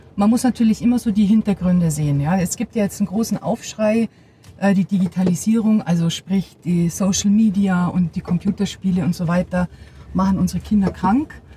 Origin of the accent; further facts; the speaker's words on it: Bavaria, Germany; ich bin ja äh, bayerisches Mädchen, auch so erzogen